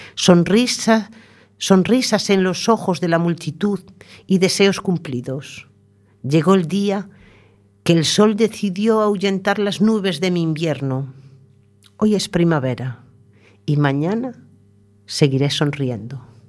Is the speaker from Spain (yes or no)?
yes; Tordoia, Galicia, Spain; moved away; llevo 30 años viviendo aquí, 32 ya, pero mi Tordoya natal es mi Tordoya natal